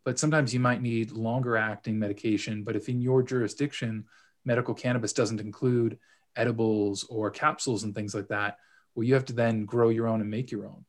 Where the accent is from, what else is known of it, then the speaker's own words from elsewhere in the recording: Los Angeles, California, United States; moved away as an adult; also born or lived in United Kingdom; now in Toronto, Canada; originally from Los Angeles, but uh, spent some time in the UK doing my uh, my grad school work there, and uh, now I'm here in Toronto